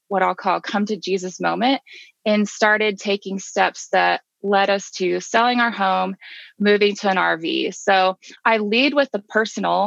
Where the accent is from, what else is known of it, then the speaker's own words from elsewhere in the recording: Kansas, United States; now in Georgia, United States; my home state is Kansas